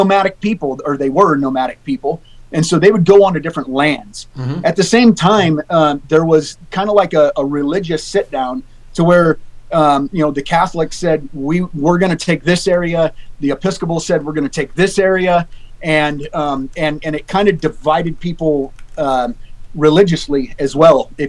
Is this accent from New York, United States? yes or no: no; Alaska, United States; I'm born and raised in Alaska